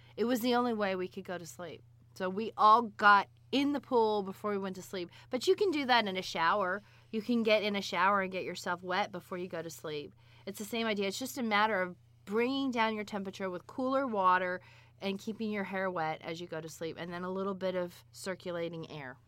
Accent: South Florida, United States; I grew up in South Florida without air conditioning

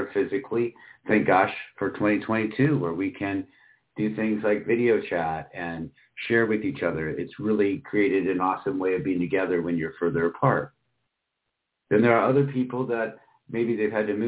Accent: Michigan, United States; moved away; also born or lived in Iowa / Florida; I grew up in Michigan and Iowa at that time, was more on the eastern side of the state, so most of the time in the west, southwestern part of Michigan

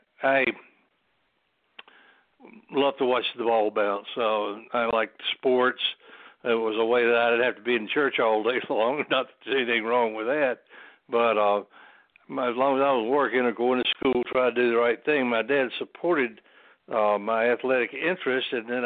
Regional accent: North Carolina, United States; I'm a redneck from North Carolina. I've lived here all my life. My father was a minister.

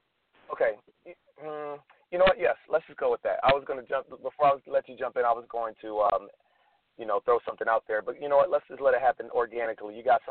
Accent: Philadelphia, Pennsylvania, United States; I'm from Philadelphia

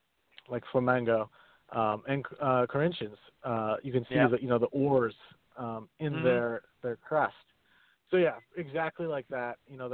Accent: United States; we're all three of us are Americans.

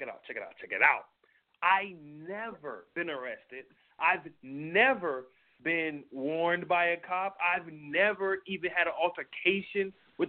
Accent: New York, United States; Like, I'm from New York, dude.

